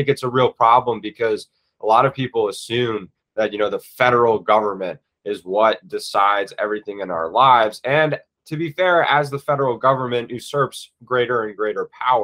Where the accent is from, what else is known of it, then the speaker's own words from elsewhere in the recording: Virginia, United States; I'm from Virginia.